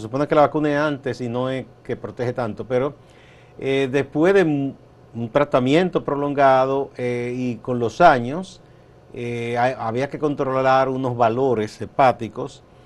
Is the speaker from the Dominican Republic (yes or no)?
yes; Dominican Republic